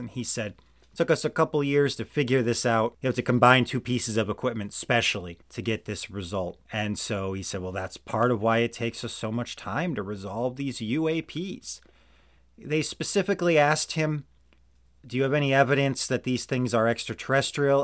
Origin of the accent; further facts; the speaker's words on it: Missouri, United States; also born or lived in Georgia (country); I'm back in the United States and I'm in my home state of Missouri